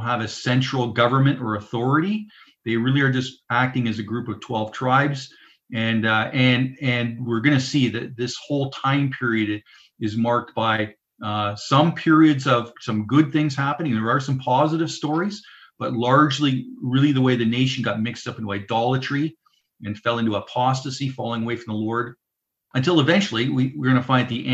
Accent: Southern Ontario, Canada; now in Saskatchewan, Canada; I grew up in Southern Ontario myself

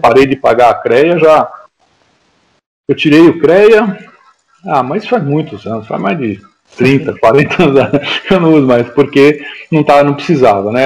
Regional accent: São Paulo, Brazil; eu nasci aqui em São Paulo, na, na verdade nasci na Vila Olímpia, né? especificamente é, numa rua lá já que já é bem movimentada, então nós morávamos lá, é, então era tudo terra. Né? Depois é, passei minha infância lá

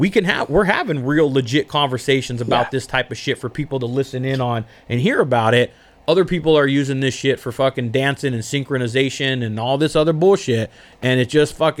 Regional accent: Southern California, United States; I'm born and raised in Southern California. It's a fucking grind here, man.

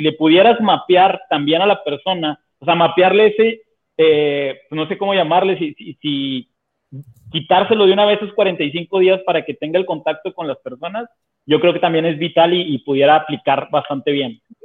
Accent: Monterrey, Nuevo León, Mexico; todos somos de Monterrey

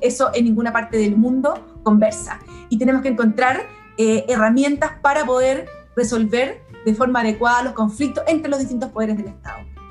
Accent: Santiago, Santiago Metropolitan Region, Chile; also born or lived in Paraguay / Germany / Ñuñoa; cuando llegué a Chile, yo nací en Paraguay, eh, aunque soy hija de padres chilenos. Eh, cuando llegué a Chile a los 5 años viví en Providencia

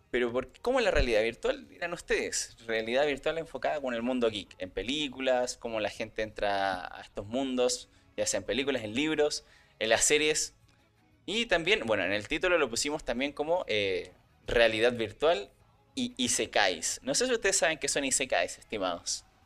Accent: Chile; como buen chileno

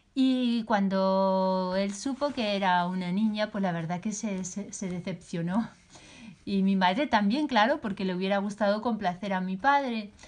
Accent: Spain; yo soy española, posiblemente por mi acento eso ya es más fácil de saber.

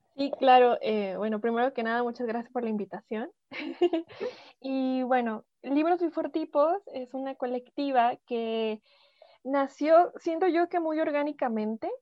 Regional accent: Mexico; todas somos mexicanas, vivimos este, en diferentes lados de la República, hay otras en otros países, pero todas somos mexicanas.

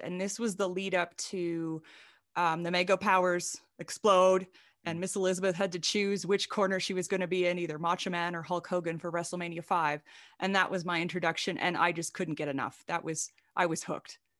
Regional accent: Saskatchewan, Canada; now in United States; I grew up in a really, really small town in Saskatchewan in Canada. I'm Canadian. I live in the US right now

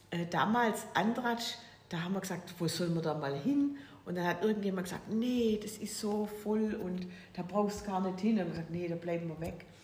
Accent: Weinstadt, Baden-Württemberg, Germany; Äh, ja, ich bin also Schwäbin. Ich bin geboren in, in, in Weinstadt. Das ist bei äh, Stuttgart grob so.

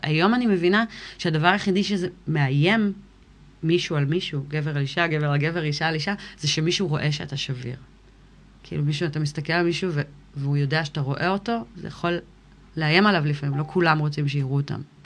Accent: Kfar Vradim, Northern District, Israel; also born or lived in United States / Miami, Florida / Ga'aton; נולדתי בארצות הברית, ובגיל שלוש עלינו לארץ. ואז הייתי פה עד גיל 16.

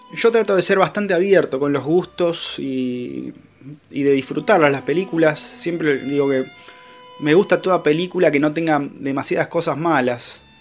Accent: Haedo, Buenos Aires Province, Argentina; acá en Aedo, de donde soy yo

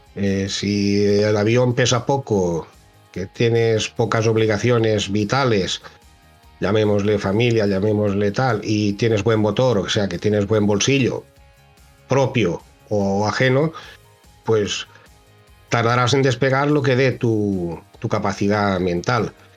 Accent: Ibi, Valencian Community, Spain; de inyección de plástico en IBI, en mi pueblo

